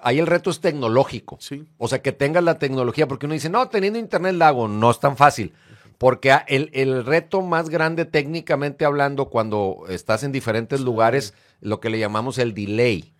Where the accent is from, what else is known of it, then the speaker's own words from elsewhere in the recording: Monterrey, Nuevo León, Mexico; also born or lived in Uruguay; Y yo me vengo a México, a, ah, bueno, a Monterrey, desde 1973, cuando yo tenía seis años